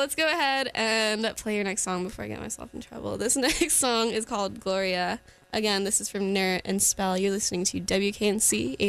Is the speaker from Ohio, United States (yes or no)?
no; Cary, North Carolina, United States; now in Raleigh, United States; I grew up in Cary pretty much my whole life, and being under 18 near Raleigh and just living in Cary made me really hate the area.